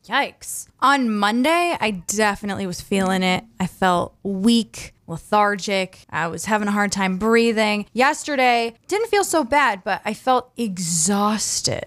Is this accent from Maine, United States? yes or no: yes; Southern Maine, United States; growing up in Southern Maine my whole life